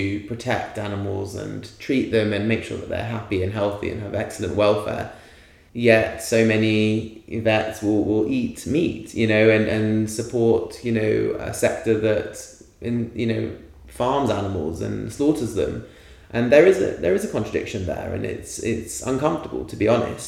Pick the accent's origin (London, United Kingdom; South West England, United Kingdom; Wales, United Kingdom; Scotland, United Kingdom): London, United Kingdom; I grew up in a city. I grew up in London.